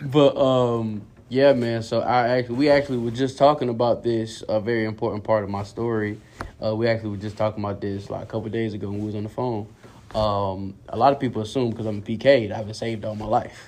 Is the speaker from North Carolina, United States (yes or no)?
yes; Durham, North Carolina, United States; born in Durham, North Carolina.